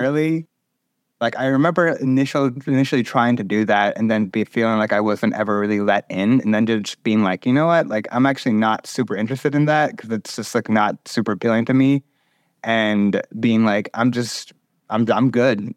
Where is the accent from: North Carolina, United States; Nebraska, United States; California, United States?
North Carolina, United States; I grew up in North Carolina